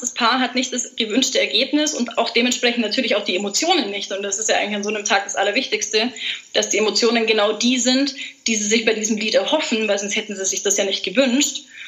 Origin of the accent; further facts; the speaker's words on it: Allgäu, Bavaria, Germany; bin aus dem wunderschönen Allgäu